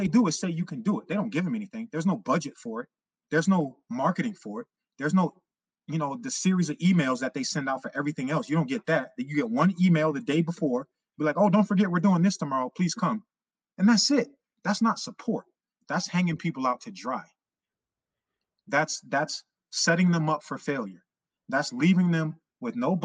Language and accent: English; New York City, New York, United States; I grew up in Harlem right over the bridge